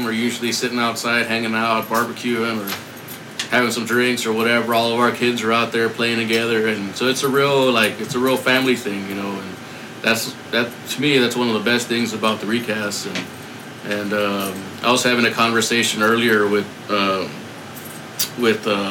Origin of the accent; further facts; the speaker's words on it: San Antonio, Texas, United States; and I'm from San Antonio